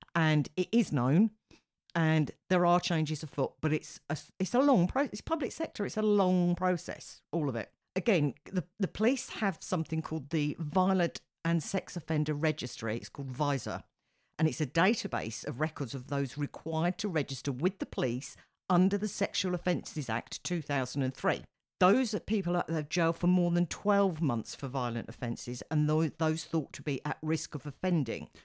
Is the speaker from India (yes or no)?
no; United Kingdom; as a Brit